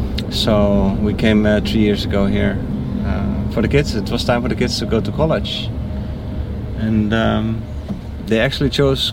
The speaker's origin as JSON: {"language": "English", "country": "Netherlands", "moved": "yes", "said": "I'm from the Netherlands."}